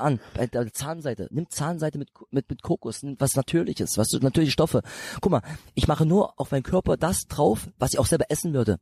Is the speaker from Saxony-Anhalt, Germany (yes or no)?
yes; Bitterfeld, Saxony-Anhalt, Germany; dieses Bitterfeld, wo ich herkomme, das ist mehr so eine so eine Kleinstadt